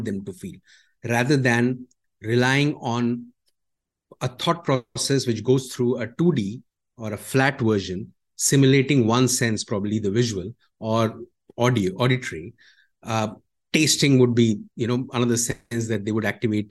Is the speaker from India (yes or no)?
yes; India; now in Malaysia; I am from India